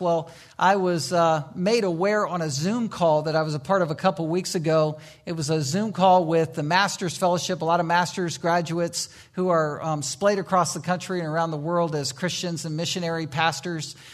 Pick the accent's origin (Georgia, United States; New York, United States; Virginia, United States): Virginia, United States; Virginia Beach; moved away; I grew up in Virginia Beach, Virginia